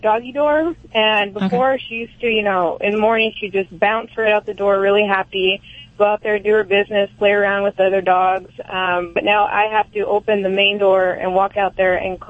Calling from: Visalia, California, United States; I'm calling from Visalia, California.

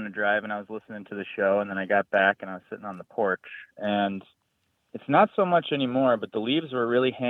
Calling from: Madison, Wisconsin, United States; I'm from Madison, Wisconsin.

